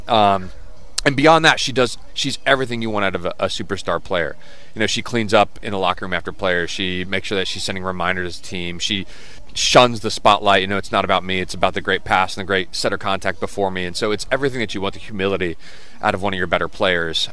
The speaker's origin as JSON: {"language": "English", "town": "Dayton", "region": "Ohio", "country": "United States", "also_born_or_lived": "Alabama / Texas", "moved": "as an adult", "lives_now": "Richmond, United States", "said": "I'm from Dayton. Uh, my family, you know, originally from Alabama, Texas, so no real roots in Ohio other than uh, moved for my dad's job. So because of that reason, Dayton is home."}